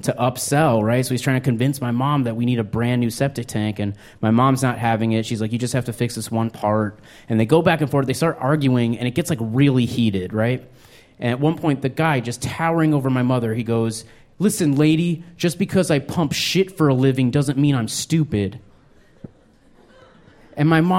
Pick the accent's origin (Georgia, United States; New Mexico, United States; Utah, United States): New Mexico, United States; Albuquerque; I grew up in New Mexico. I was born in Albuquerque.